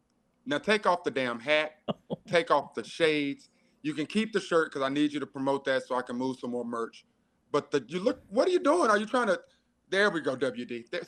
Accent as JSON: {"language": "English", "town": "Kernersville", "region": "North Carolina", "country": "United States", "tie": "born or raised there", "said": "Kernersville is the only home that I've ever known"}